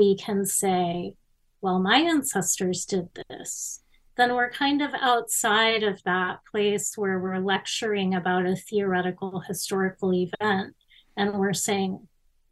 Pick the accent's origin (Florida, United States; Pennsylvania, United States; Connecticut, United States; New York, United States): Florida, United States; Miami; I was growing up in Miami in the 70s and 80s